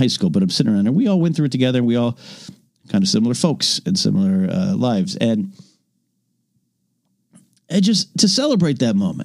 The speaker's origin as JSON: {"language": "English", "town": "Arroyo Grande", "region": "California", "country": "United States", "tie": "born or raised there", "said": "my hometown, of course, is Arroyo Grande, California"}